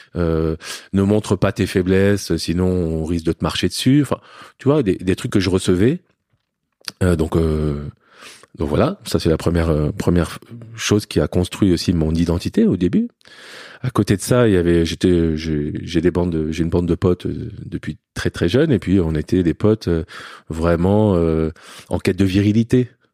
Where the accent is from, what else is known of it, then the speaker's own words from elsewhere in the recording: Paris, Île-de-France, France; also born or lived in Lebanon; j'ai grandi sinon dans un milieu aisé à Paris, dans le 16e arrondissement